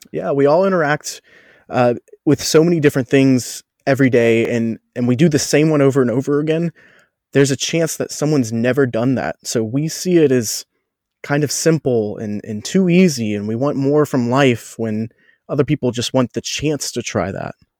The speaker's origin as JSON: {"language": "English", "town": "Cincinnati", "region": "Ohio", "country": "United States", "tie": "born or raised there", "also_born_or_lived": "Orlando", "moved": "as an adult", "said": "Growing up around Cincinnati"}